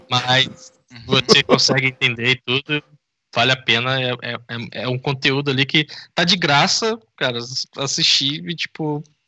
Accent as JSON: {"language": "Portuguese", "region": "interior of Rio de Janeiro state", "country": "Brazil", "moved": "yes", "lives_now": "São Paulo, Brazil", "said": "eu não sou daqui sou do, de uma cidade do interior do Rio"}